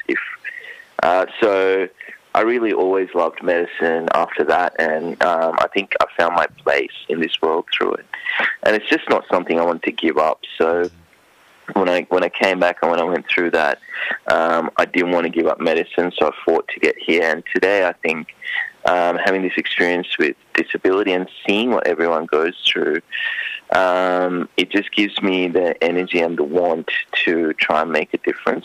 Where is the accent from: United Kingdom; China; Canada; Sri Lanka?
Sri Lanka; now in Queensland, Australia; I grew up in Sri Lanka